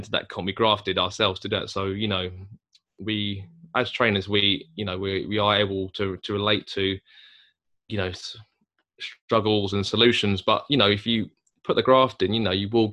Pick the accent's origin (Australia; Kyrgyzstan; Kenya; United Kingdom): United Kingdom; Chatham, South East England; we're two guys from Chatham